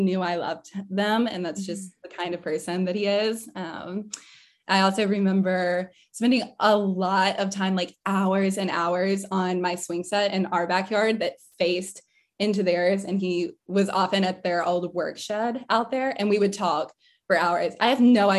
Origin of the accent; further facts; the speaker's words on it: Vinton, Virginia, United States; my small town and hometown like really embodies a lot of the things and the features that people think of when they think of a small town